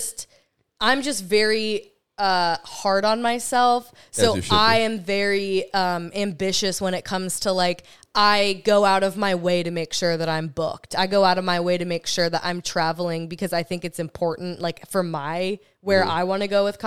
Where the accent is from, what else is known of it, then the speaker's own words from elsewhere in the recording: West Coast, United States; now in Florida, United States; I am from the West Coast